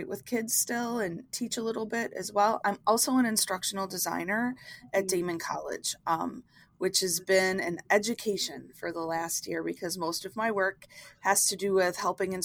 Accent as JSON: {"language": "English", "town": "Buffalo", "region": "New York", "country": "United States", "said": "I'm from Buffalo, New York."}